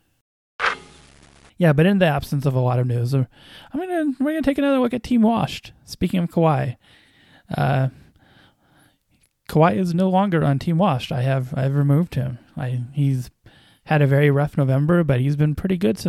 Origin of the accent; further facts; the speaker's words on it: Orange County, California, United States; I'm from Orange County